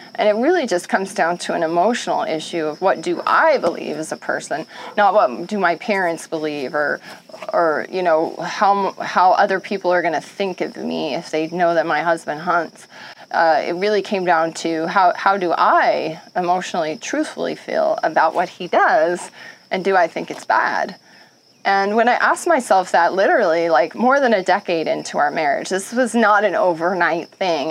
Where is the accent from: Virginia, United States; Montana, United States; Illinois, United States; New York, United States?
Montana, United States; growing up in Montana